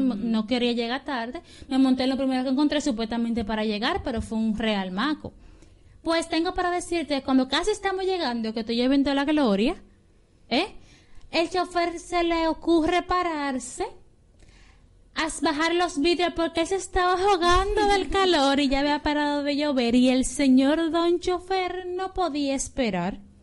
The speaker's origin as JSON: {"language": "Spanish", "country": "Dominican Republic", "said": "somos dominicanos"}